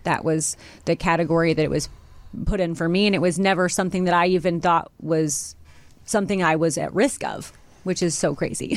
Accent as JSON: {"language": "English", "region": "Missouri", "country": "United States", "said": "I'm from Missouri"}